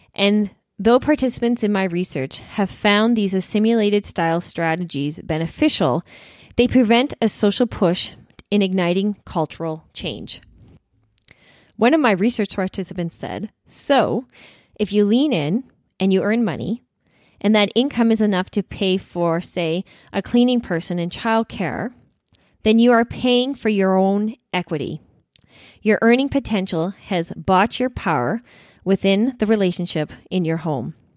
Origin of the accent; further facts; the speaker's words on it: Saskatchewan, Canada; when we were growing up in Saskatchewan